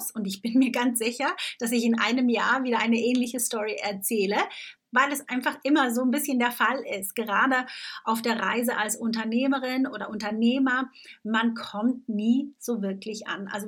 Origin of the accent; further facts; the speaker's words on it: Switzerland; now in Tunbridge Wells, United Kingdom; ich bin ja Schweizerin und lebe seit ja, über elf Jahren mittlerweile in England. Ich lebe in Tunbridge Wells, das ist ungefähr eine Stunde außerhalb von äh, London.